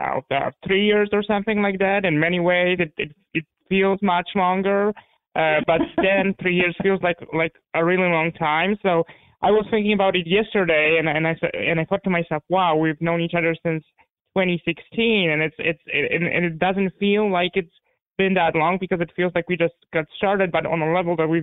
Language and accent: English; Warsaw, Masovian Voivodeship, Poland; first language Polish; English is a second language; also born or lived in Hungary; now in United States; I was born in Warsaw, Poland. And I grew up in the 80s, right in the middle of communism.